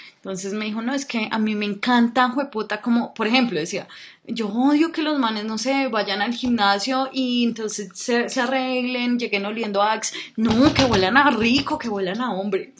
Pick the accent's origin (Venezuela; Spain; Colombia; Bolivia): Colombia; nací acá en Colombia